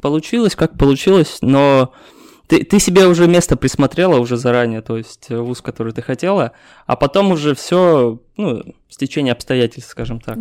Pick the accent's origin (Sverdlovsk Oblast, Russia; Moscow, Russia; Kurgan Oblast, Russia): Kurgan Oblast, Russia; Kurgan; now in Yekaterinburg, Russia; я из Кургана